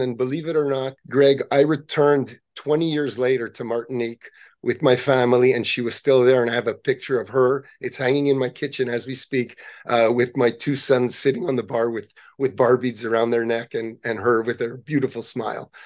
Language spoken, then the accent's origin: English; Montreal, Quebec, Canada; we grew up in Montreal